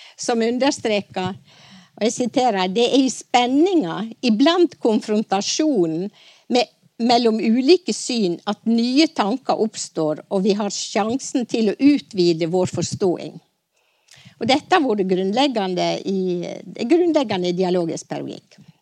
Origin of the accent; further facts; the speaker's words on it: Stryn, Vestland, Norway; på den vesle Kvitmåla grendaskolen på Bergsida i Stryn der jeg vokste opp